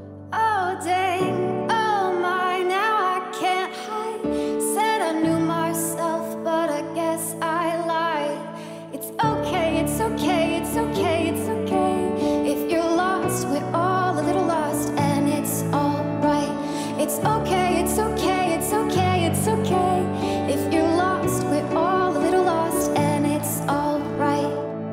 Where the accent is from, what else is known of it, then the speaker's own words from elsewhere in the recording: Zanesville, Ohio, United States; I'm from Zanesville, Ohio